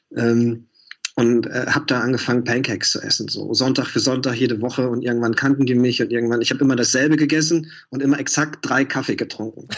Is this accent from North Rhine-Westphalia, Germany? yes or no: yes; Mülheim an der Ruhr, North Rhine-Westphalia, Germany; moved away as an adult; also born or lived in Duisburg; now in Berlin, Germany; ich bin auf Kohle geboren, ja, 85 auf die Welt gekommen, hatte neulich ähm, Ehrentag und ähm, habe dann äh, in Mülheim gelebt, in Duisburg studiert, dann nach Berlin gegangen